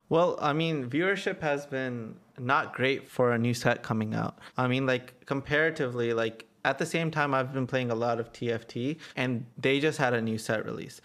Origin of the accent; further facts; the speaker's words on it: Atlanta, Georgia, United States; I'm from Atlanta